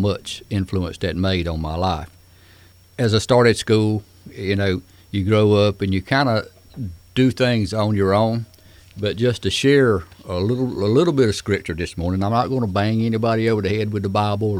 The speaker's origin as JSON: {"language": "English", "town": "Smithfield", "country": "United States", "tie": "born or raised there", "said": "I grew up around Smithfield"}